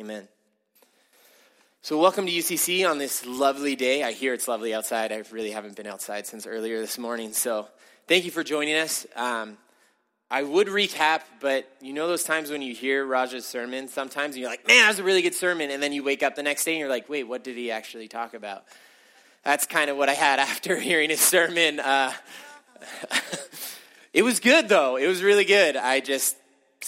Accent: California, United States; I grew up in California

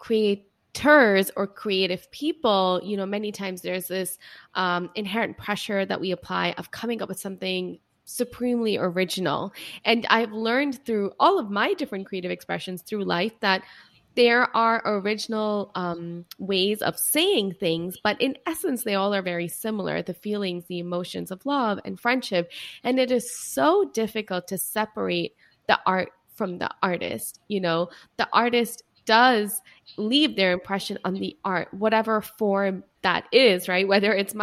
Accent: New York, United States; as a New Yorker

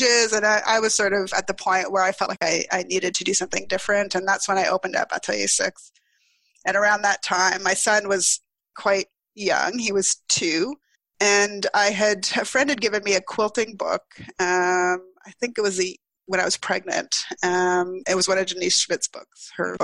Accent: Ottawa, Ontario, Canada; moved away as an adult; also born or lived in Toronto / Montreal; I'm from Ottawa originally, and I would go home in the summers

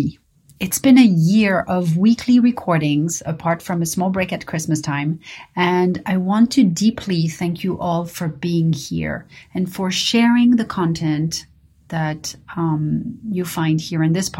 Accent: Paris, Île-de-France, France; growing up in Paris

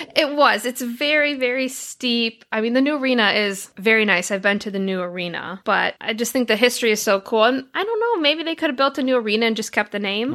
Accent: Detroit, Michigan, United States; where I grew up in Detroit, Michigan

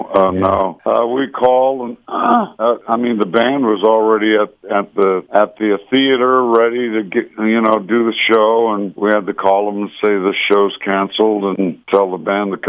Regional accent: Anaheim and Santa Ana, Orange County, California, United States; Well, Bobby and I were raised in Anaheim and Santa Ana in Orange County.

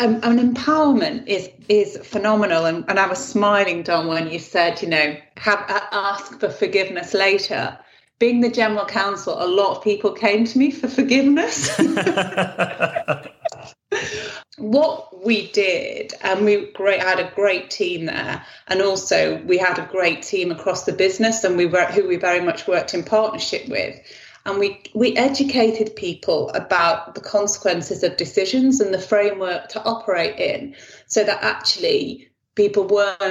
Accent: Stockport, North West England, United Kingdom; also born or lived in Nottingham / Sheffield / Birmingham / Manchester; I am from Stockport in Manchester

